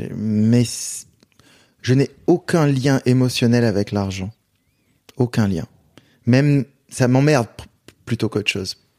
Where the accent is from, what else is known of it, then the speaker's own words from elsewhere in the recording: Marseille, Provence-Alpes-Côte d'Azur, France; je viens de Marseille